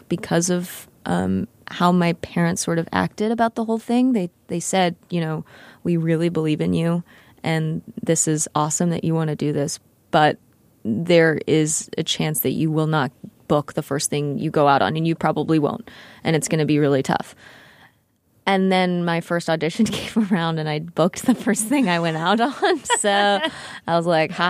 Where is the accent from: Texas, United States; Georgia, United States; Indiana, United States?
Texas, United States; I grew up in Texas